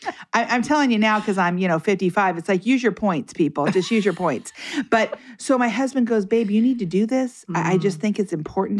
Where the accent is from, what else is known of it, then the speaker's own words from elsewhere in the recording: United States; I'm from America